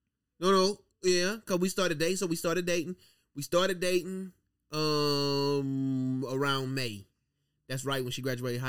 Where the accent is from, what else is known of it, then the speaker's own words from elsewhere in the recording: Louisiana, United States; moved away as an adult; now in Atlanta, United States; I'm from Louisiana. I'm almost to Texas.